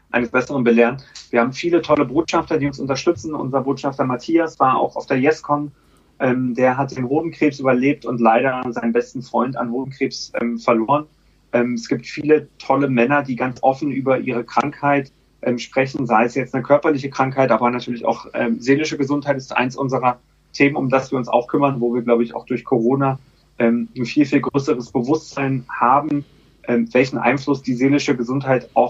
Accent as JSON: {"language": "German", "region": "Berlin", "country": "Germany", "tie": "born or raised there", "lives_now": "London, United Kingdom", "said": "Und ich bin ursprünglich aus Berlin, ähm, habe dort ähm, ja, eine typische Berliner äh, Jugend in den 20ern verlebt"}